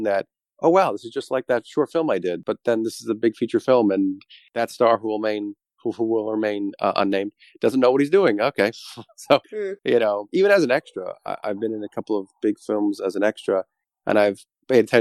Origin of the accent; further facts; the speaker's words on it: Boca Raton, Florida, United States; also born or lived in Orlando; I grew up in South Florida, Boca Raton